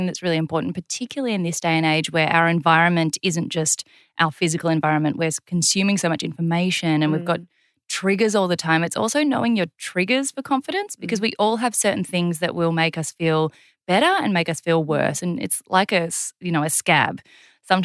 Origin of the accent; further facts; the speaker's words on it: South Korea; born there; I have kind of an interesting cultural background in that I was born in South Korea and then adopted.